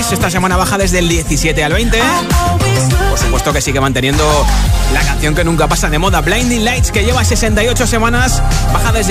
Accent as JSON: {"language": "Spanish", "town": "Zaragoza", "region": "Aragon", "country": "Spain", "said": "Hola, soy … de Zaragoza."}